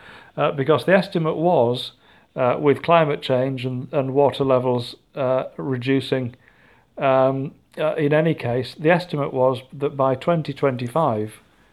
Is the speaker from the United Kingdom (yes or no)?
yes; United Kingdom; We are both British.